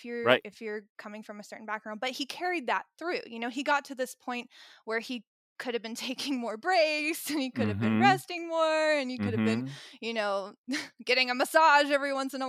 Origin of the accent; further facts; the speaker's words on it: Tennessee, United States; Anyway, so I grew up in Tennessee, and I come from a family where my dad is a doctor